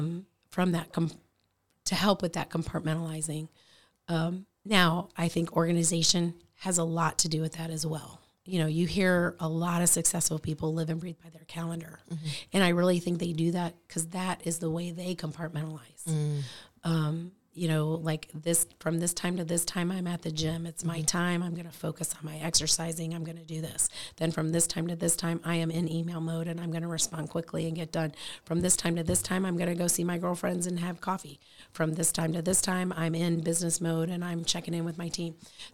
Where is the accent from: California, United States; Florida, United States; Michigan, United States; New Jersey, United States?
Florida, United States; And so when we settled in Florida, that's kind of where we went to school, graduated high school, went to college.